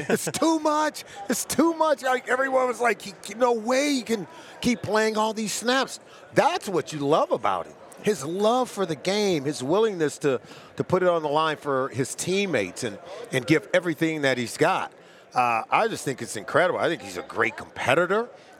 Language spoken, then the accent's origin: English; Los Angeles, California, United States; I grew up in Pac-12 country. Yeah. I grew up in Los Angeles, California